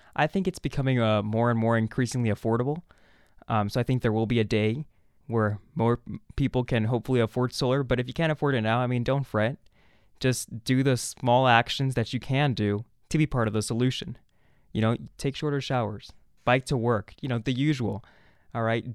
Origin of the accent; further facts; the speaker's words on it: Mexico City, Mexico; moved away; also born or lived in Arizona; I was born in Mexico City, a city that, you know, I just went back and visited this December.